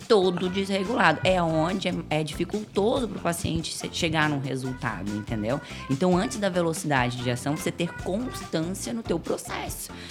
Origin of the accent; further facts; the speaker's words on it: Florianópolis, Santa Catarina, Brazil; Eu sou manezinha da ilha.